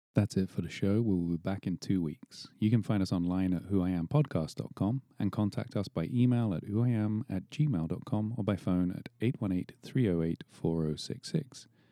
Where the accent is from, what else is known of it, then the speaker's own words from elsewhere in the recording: England, United Kingdom; moved away; growing up in England in the seventies